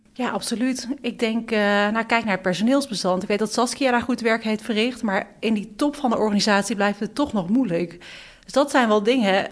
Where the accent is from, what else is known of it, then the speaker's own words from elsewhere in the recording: Beuningen, Gelderland, Netherlands; now in The Hague, Netherlands; ik kom uit Beuningen. En toen ik, dat is een plekje naast Nijmegen, en toen ik hier naartoe ging